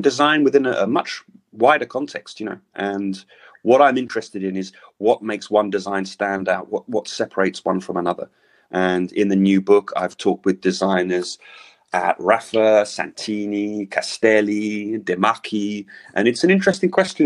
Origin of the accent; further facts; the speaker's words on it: London, United Kingdom; now in Paris, France; I'm from London, but I live in Paris